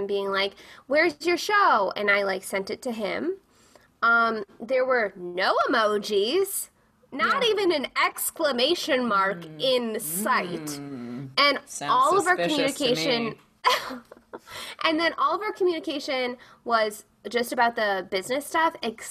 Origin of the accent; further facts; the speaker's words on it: Chicago, Illinois, United States; now in Los Angeles, United States; I'm from Chicago